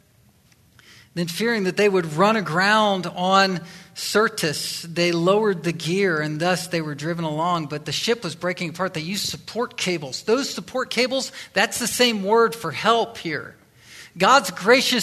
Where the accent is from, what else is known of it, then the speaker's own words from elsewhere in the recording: Virginia, United States; I'm from Virginia, that area